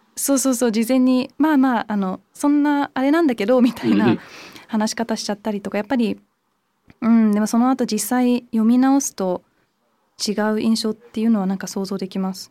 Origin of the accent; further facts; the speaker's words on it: London, United Kingdom; moved away; 日本とドイツのハーフでイギリスで育って、まあ、イギリスの中でもロンドンだったんで